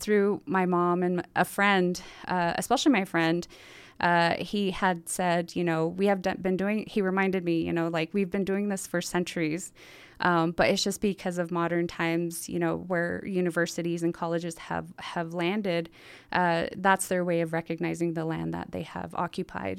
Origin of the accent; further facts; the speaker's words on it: Montezuma Creek, Utah, United States; now in Salt Lake Valley, United States; I come from San Juan County, a small place called Montezuma Creek, Utah